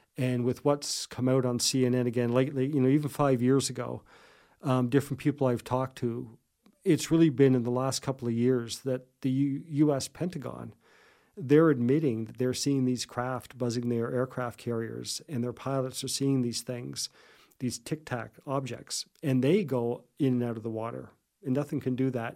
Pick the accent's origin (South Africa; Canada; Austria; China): Canada; Digby, Nova Scotia; now in Yarmouth, Canada; I grew up in Digby